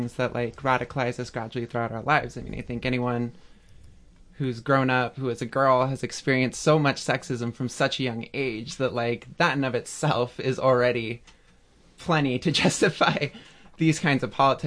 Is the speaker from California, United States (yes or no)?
yes; Bay Area, California, United States; moved away; I'm originally from California, from the Bay Area